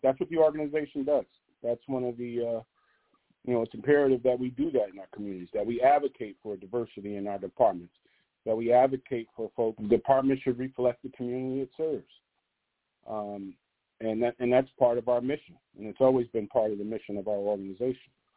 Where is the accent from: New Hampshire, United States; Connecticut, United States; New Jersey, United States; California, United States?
Connecticut, United States; New Haven; I'm from New Haven, Connecticut